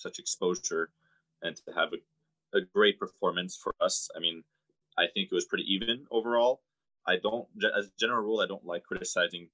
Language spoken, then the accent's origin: English; Paris, Île-de-France, France; I grew up in France, grew up in Paris